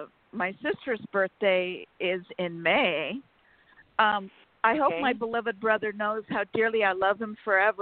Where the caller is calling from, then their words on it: California, United States; from California.